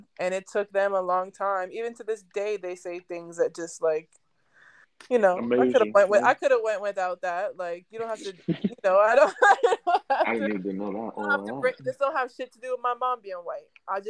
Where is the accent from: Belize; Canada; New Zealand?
Canada; Vancouver, British Columbia; also born or lived in United States; I'm mixed. I'm from Vancouver. My mom is white. My dad is black. My dad's American though, so I still had. And I lived in the States growing up for the most part